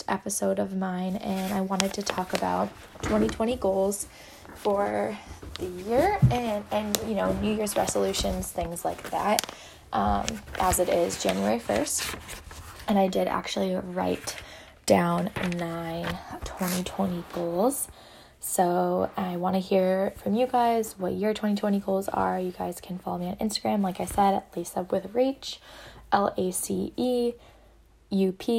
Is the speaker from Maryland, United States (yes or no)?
no; small town near Amherst, Western Massachusetts, United States; moved away as an adult; now in Boston, United States; I'm actually from Western Massachusetts, from a really small town near UMass Amherst